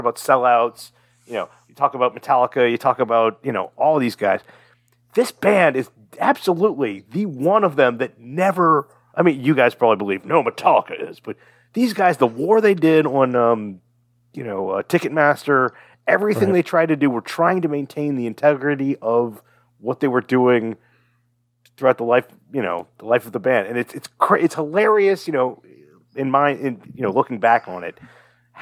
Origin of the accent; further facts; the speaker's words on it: Fairfax, United States; we are from Fairfax